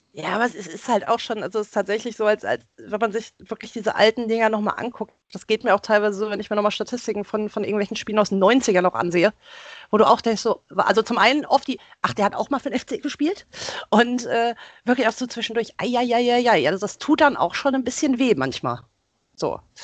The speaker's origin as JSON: {"language": "German", "town": "Wiesbaden", "region": "Hesse", "country": "Germany", "tie": "born or raised there", "said": "Also ich komme ja gebürtig aus Wiesbaden"}